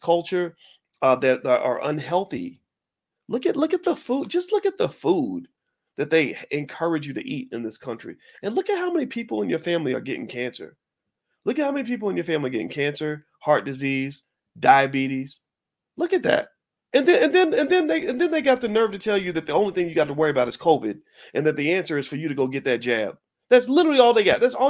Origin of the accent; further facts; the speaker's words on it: the South, United States; I grew up with discipline. I'm from the South